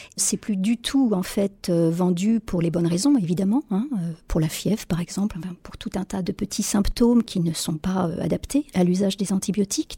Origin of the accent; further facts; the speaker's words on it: France; chez nous en France